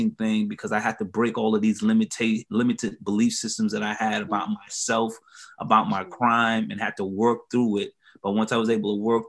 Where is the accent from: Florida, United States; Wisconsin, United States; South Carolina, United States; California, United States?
South Carolina, United States; Hilton Head Island; moved away as an adult; now in Columbia, United States; I'm originally from Hilton Head Island, South Carolina